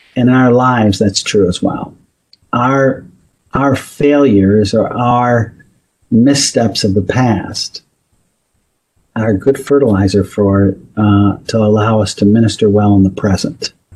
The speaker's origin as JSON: {"language": "English", "region": "Northeast", "country": "United States", "tie": "born or raised there", "said": "I grew up in the Northeast"}